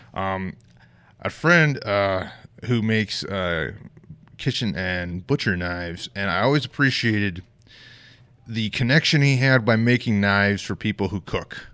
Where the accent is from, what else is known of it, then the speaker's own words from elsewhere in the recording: Bayfield, Colorado, United States; moved away as an adult; also born or lived in Fort Bragg, North Carolina; now in Rochester, United States; I grew up in Southwest Colorado